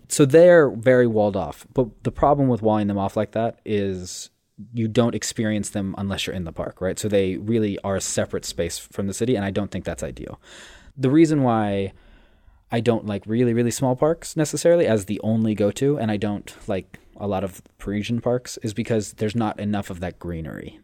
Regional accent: Los Angeles, California, United States; moved away; where I grew up in Los Angeles

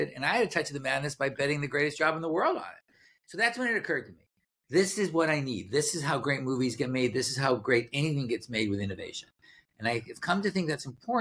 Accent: Boston, Massachusetts, United States; moved away; I grew up in Boston

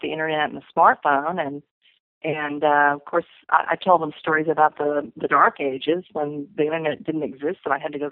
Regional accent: Corpus Christi, Texas, United States; I got a job at my hometown newspaper, the Corpus Christi Caller Times

